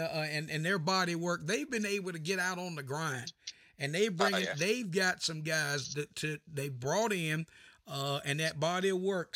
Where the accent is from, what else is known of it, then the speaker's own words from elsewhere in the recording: North Carolina, United States; growing up in North Carolina